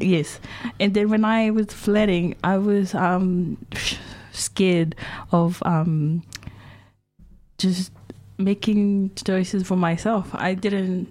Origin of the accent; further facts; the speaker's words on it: Tonga; moved away as an adult; now in Dunedin, New Zealand; growing up in Tonga